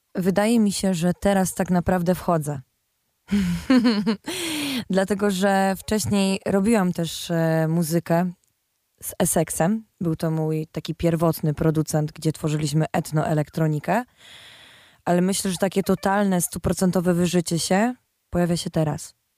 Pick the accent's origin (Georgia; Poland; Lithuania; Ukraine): Poland; Silesian Voivodeship; ja jestem ze Śląska